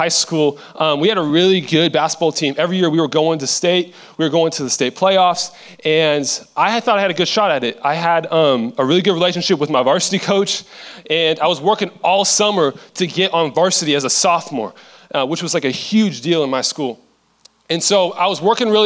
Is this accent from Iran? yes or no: no; Seattle, Washington, United States; I am from Seattle, Washington